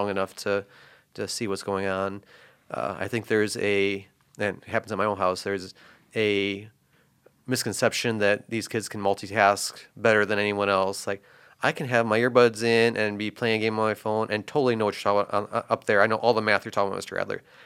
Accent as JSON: {"language": "English", "region": "Northwest Indiana", "country": "United States", "tie": "born or raised there", "said": "growing up in Northwest Indiana"}